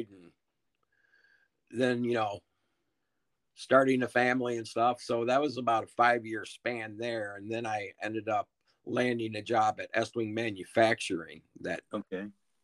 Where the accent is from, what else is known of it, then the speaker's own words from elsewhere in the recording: Rockford, Illinois, United States; Rockford, Illinois